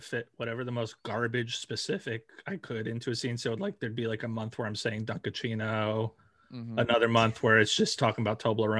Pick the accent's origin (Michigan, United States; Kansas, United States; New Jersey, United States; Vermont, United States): New Jersey, United States; I am from New Jersey.